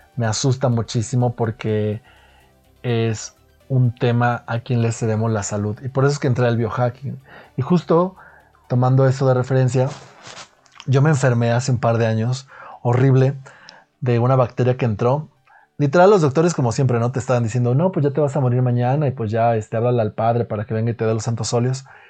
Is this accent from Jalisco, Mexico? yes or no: yes; Guadalajara, Jalisco, Mexico; also born or lived in United States / Italy / Mexico City; yo soy de Guadalajara, para empezar, por aquello del acento, soy de Guadalajara, México. Aquí he vivido gran parte de mi vida